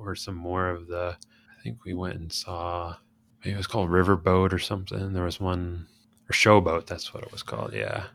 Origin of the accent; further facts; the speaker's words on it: Chicago, Illinois, United States; growing up in Chicago, my parents made the decision to send me to private school